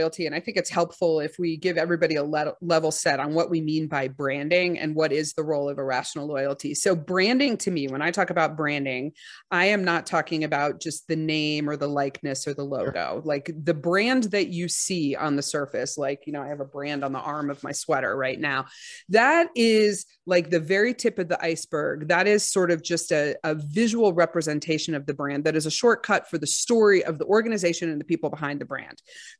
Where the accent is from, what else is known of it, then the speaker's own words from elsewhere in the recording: Texas, United States; I'm from Texas.